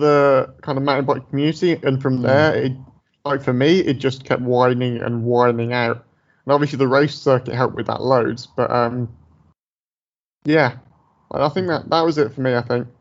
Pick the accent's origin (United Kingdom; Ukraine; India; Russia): United Kingdom; Dudley, West Midlands; moved away as an adult; now in Edinburgh, United Kingdom; I grew up in the Midlands, like in Dudley, like not far from Birmingham in England